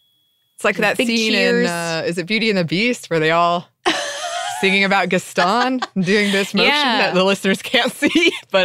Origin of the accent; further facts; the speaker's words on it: Australia; And in my mind, one of the most entertaining parts of being Australian.